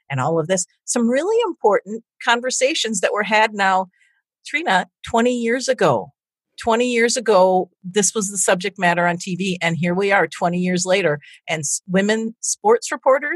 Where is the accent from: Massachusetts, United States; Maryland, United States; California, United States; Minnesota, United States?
Minnesota, United States; moved away as an adult; now in Chicago, United States; living in the Midwest, growing up in Minnesota